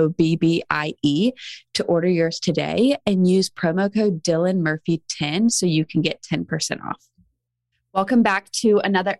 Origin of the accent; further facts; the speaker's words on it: Charleston, South Carolina, United States; now in Nashville, United States; I'm from Charleston, South Carolina originally